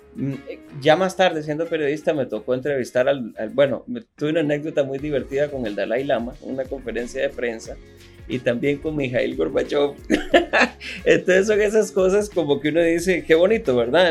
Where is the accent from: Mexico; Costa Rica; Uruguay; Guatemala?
Costa Rica; así somos los ticos